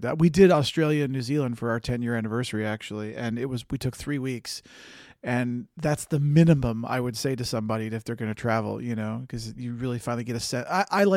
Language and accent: English; United States; as an American